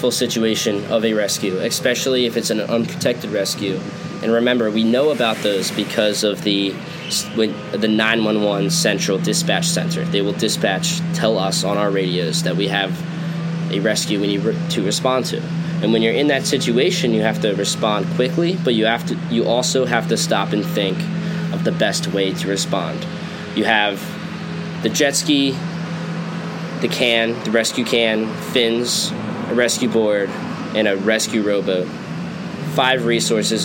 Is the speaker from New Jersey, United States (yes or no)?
yes; Ocean City, New Jersey, United States; I'm from Ocean City, New Jersey